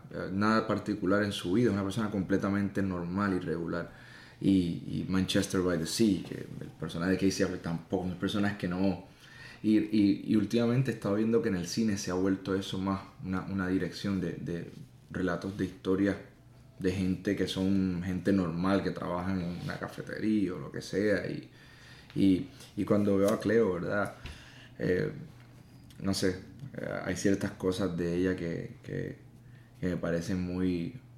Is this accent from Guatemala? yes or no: no; Puerto Rico; Yo crecí en el campo, en una casita pequeña